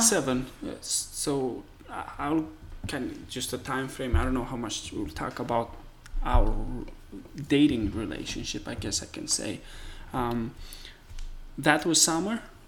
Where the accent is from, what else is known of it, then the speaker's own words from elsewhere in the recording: Moldova; English is a second language; now in United States; I come from Eastern Europe, and um, uh, the country is called Moldova.